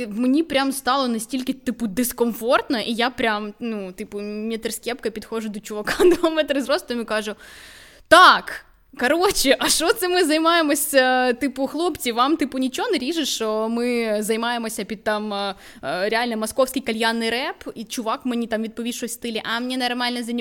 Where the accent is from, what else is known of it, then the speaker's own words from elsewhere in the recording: Vinnytsia, Vinnytsia Oblast, Ukraine; Я теж з Вінниці. Вінниця місто суржика, насправді.